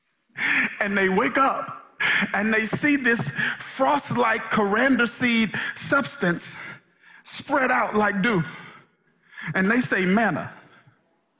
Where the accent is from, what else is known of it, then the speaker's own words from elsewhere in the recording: Mississippi, United States; moved away; I'm originally from Mississippi, some kind of country.